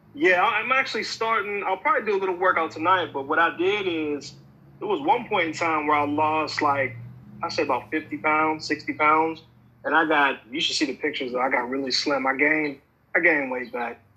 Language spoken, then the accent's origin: English; Pennsylvania, United States; also born or lived in Atlanta; now in Los Angeles, United States; I'm originally from Pennsylvania, of course and I moved from there to Atlanta